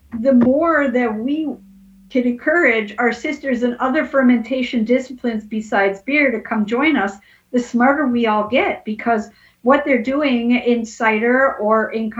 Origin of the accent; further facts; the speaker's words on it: Portland, United States; And here I am from Portland, but I was visiting, I'm making it up, Florida or wherever.